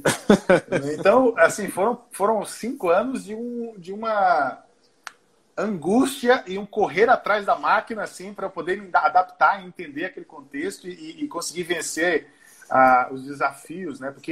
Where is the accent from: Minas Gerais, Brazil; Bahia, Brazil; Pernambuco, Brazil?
Pernambuco, Brazil; Recife; also born or lived in Pará / Olinda; Eu nasci em Pernambuco. Ali pelos três anos eu fui para o norte, fui morar, morei três anos no Pará depois eu voltei para Recife e fiquei 11 anos em, em, em, Pernambuco. Eu fiquei lá até os 17.